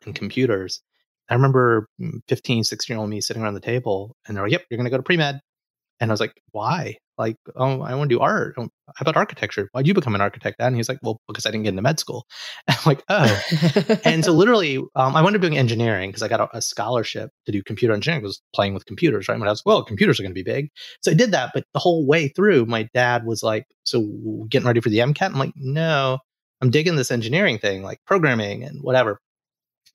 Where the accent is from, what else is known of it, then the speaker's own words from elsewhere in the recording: Alabama, United States; moved away; growing up in Alabama, like there's a lot of stereotypes